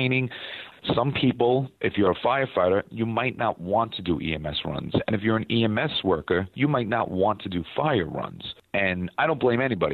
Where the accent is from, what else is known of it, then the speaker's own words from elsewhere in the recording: New York, United States; being a New Yorker